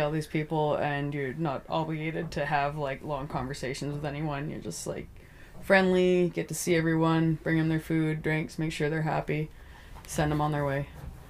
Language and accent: English; Hay River, Northwest Territories, Canada; also born or lived in Alberta / British Columbia; now in Yellowknife, Canada; I am originally from Hay River, though, just on the other side of the lake. It was where I was born and where I grew up most of my life. Although at this point, I've spent a decent amount of time living in Alberta or BC